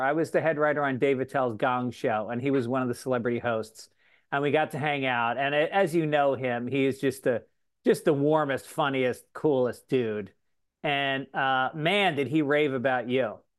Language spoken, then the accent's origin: English; Tarrytown, New York, United States; I grew up in Tarrytown, New York